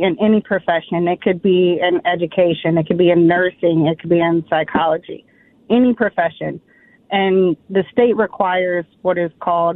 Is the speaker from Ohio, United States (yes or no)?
no; Minneapolis, Minnesota, United States; I was born and raised here in Minneapolis